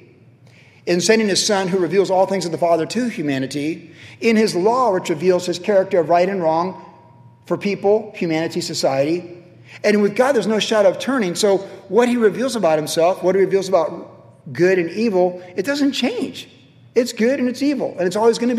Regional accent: Virginia, United States; now in Huntington Beach, United States; I grew up in Virginia like that as a kid.

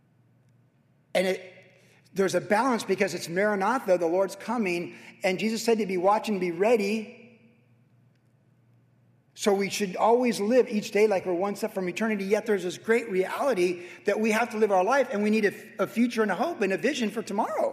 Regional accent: Carlsbad, California, United States; I grew up in Carlsbad

